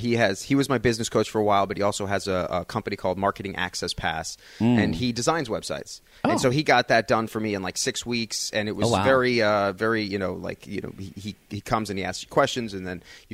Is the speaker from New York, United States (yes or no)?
yes; Long Island, New York, United States; accent: Long Island; I'm Long Island, yeah. Yeah